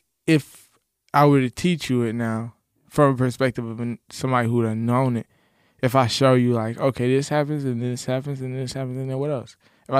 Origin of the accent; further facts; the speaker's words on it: Charlotte, North Carolina, United States; Charlotte, it's a beautiful, like, baby metropolis in the South.